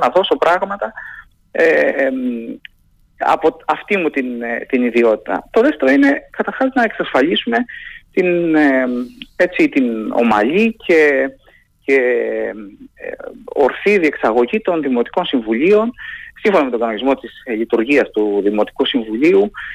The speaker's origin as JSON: {"language": "Greek", "town": "Heraklion", "region": "Crete", "country": "Greece", "moved": "yes", "lives_now": "Athens, Greece", "said": "καταγόμαστε από το Ηράκλειο και το επισκεπτόμαστε"}